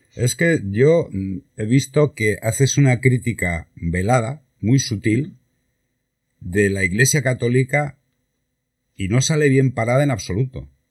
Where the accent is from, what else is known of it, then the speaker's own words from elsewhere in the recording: Santander, Cantabria, Spain; now in Málaga, Spain; yo soy de Santander